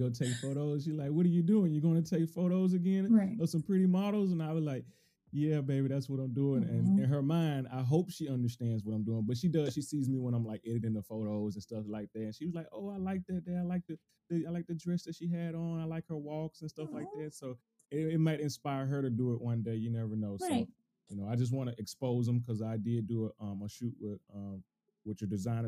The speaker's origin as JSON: {"language": "English", "region": "the South", "country": "United States", "moved": "yes", "lives_now": "Bay Area, United States", "said": "I'm from the South, so it's totally different in the South"}